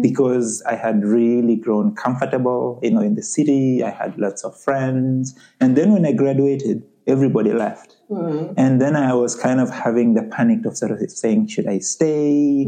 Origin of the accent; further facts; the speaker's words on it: Uganda; moved away as an adult; also born or lived in Halifax, Canada; now in Canada; I'm originally from Uganda, and I came to Canada as a student, you know, about seven years ago